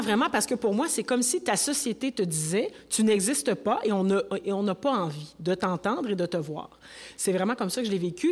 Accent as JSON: {"language": "French", "town": "Rouyn-Noranda", "region": "Quebec", "country": "Canada", "tie": "born or raised there", "also_born_or_lived": "Montreal", "said": "je suis née au Québec, je suis née à Montréal et très tôt, mon père, euh, c'était un ingénieur mignon, on est allé euh, vivre à rouyn noranda Oui. Alors, moi, je suis une rouyn norandienne"}